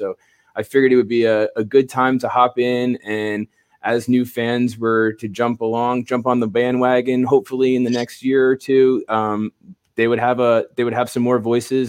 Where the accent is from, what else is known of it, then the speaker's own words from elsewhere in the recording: Toms River, New Jersey, United States; So I grew up in Toms River, New Jersey, and one of the older kids across the street from me was a Flyers fan